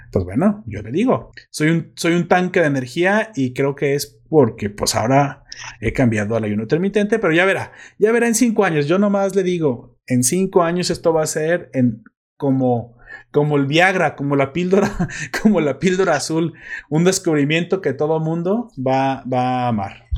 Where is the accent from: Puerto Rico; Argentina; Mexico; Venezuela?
Mexico; also born or lived in Guadalajara, Jalisco; sé cómo hablan los españoles y sé cómo hablamos los mexicanos